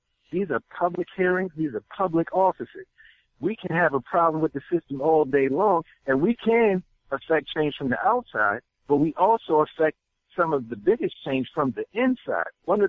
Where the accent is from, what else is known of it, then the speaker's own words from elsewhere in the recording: Maryland, United States; I'm from Somerset County, Maryland, Western Maryland, where the home of ECI, Correctional Institution, Eastern Correctional Institution.